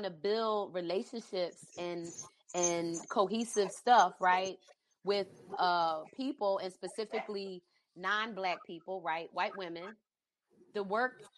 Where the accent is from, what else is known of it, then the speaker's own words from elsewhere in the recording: East Coast, United States; moved away; I grew up on the East Coast